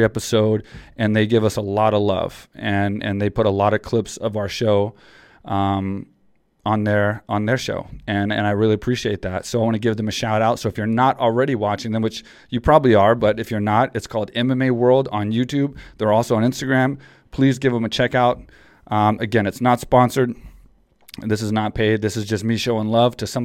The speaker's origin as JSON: {"language": "English", "region": "small town Texas", "country": "United States", "tie": "born or raised there", "said": "I came from Texas, small town Texas boy"}